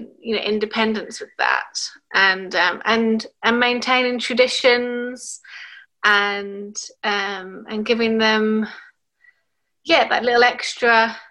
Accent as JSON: {"language": "English", "region": "England", "country": "United Kingdom", "tie": "born or raised there", "also_born_or_lived": "Chile", "moved": "yes", "lives_now": "Australia", "said": "as I am half English, I grew up mostly in England."}